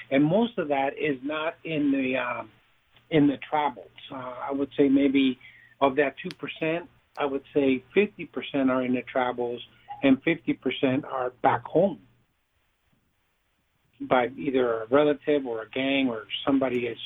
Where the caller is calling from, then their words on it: Texas, United States; I'm in the south southern part of Texas.